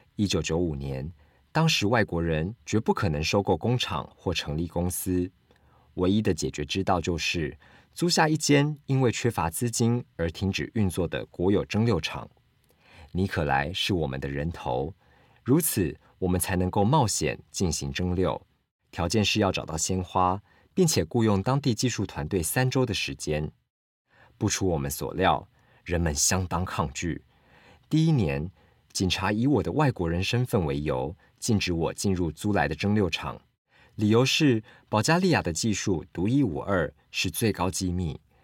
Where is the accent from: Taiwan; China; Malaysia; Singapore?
Taiwan; Kaohsiung; now in Taipei, Taiwan; 因为我家我老家在高雄